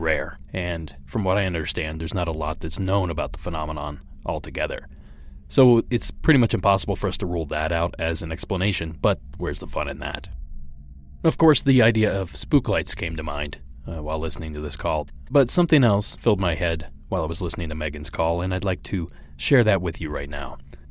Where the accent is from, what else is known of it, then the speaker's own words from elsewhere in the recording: Ohio, United States; my home state of Ohio